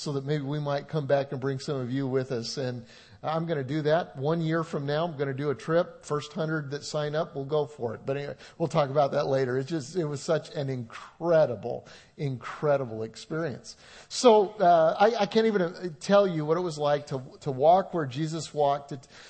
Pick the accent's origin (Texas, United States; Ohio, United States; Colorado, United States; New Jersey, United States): Colorado, United States; moved away; I grew up in Colorado